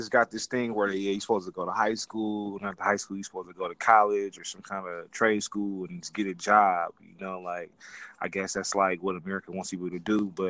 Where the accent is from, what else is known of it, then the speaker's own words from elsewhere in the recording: California, United States; I'm from California.